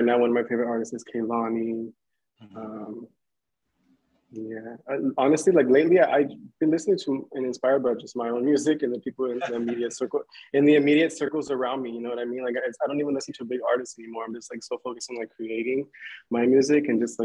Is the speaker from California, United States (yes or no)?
yes; Inland Empire, California, United States; I grew up in the Inland Empire